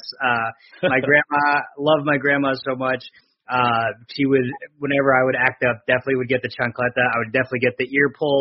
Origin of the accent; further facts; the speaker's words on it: northern New Jersey, United States; now in Connecticut, United States; I live in Connecticut currently, but I'm from New Jersey, northern New Jersey, little middle of nowhere town